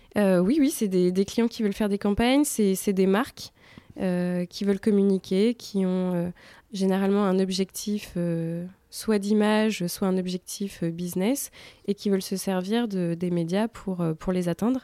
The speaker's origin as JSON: {"language": "French", "town": "Bordeaux", "region": "Nouvelle-Aquitaine", "country": "France", "moved": "as an adult", "lives_now": "Paris, France", "said": "je viens de Bordeaux"}